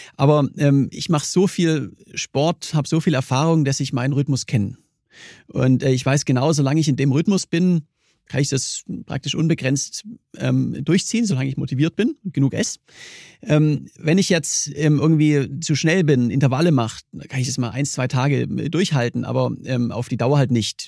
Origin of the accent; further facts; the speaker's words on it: Germany; komme ich aus, aus Deutschland